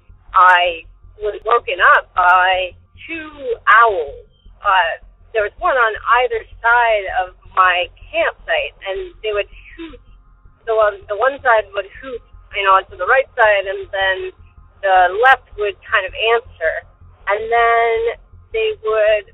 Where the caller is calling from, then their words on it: Arizona, United States; I'm calling from Arizona